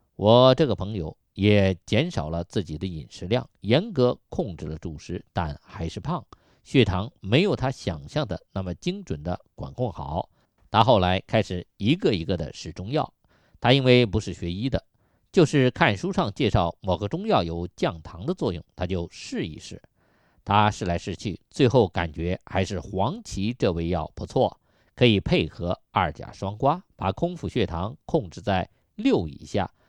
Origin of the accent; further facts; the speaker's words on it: China; 我们中国人